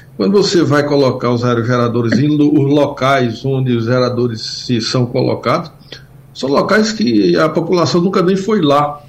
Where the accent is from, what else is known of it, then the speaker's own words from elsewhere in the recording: sertão of Pernambuco, Brazil; eu sou do sertão de Pernambuco, conheço bem a Caatinga